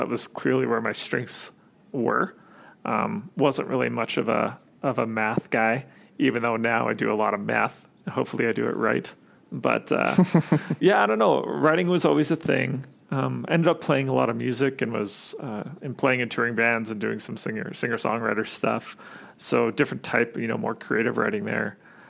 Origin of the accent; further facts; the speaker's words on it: Sherwood Park, Alberta, Canada; Born and raised more or less. Like there's a a small town just outside of Edmonton. Well, it's not that small. There's like 90,000 people in it now, but it's called Sher Park.